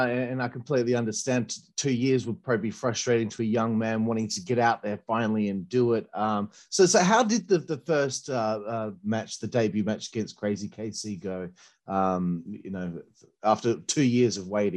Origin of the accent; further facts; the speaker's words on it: Australia; No, I'm Australian.